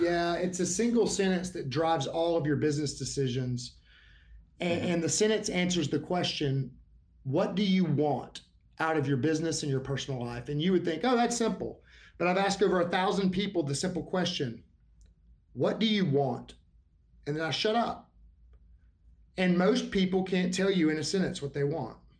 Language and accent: English; Alabama, United States; I'm from Alabama